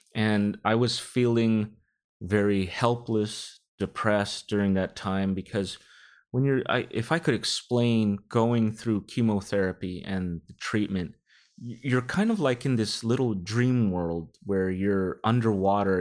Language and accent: English; Rodeo, California, United States; my family is from the Philippines, but I grew up in the Bay Area all my life in a small town called Rodeo